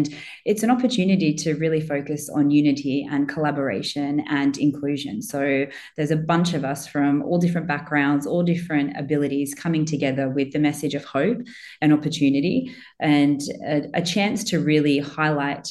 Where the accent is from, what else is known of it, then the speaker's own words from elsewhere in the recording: Australia; I was born and grew up in Australia